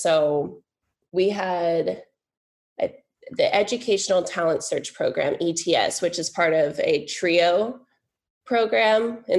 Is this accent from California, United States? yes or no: yes; California, United States; moved away as an adult; now in Connecticut, United States; growing up in California, there's many more natives, many more tribes.